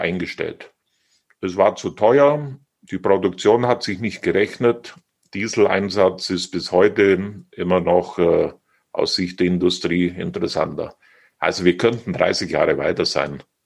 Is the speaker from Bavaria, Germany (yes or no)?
yes; Oberstdorf, Bavaria, Germany; meine Heimat